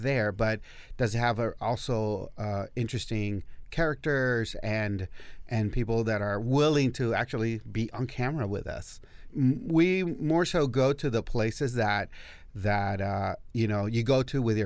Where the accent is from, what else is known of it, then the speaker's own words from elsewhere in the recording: El Paso, Texas, United States; I'm from El Paso